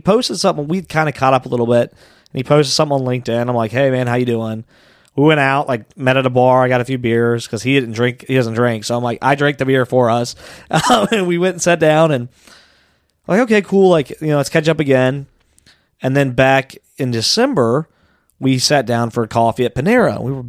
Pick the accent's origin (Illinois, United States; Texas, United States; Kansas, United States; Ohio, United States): Ohio, United States; Anderson; also born or lived in Amelia, Ohio; I live in Amelia now. Okay. Yeah, but I grew up in Anderson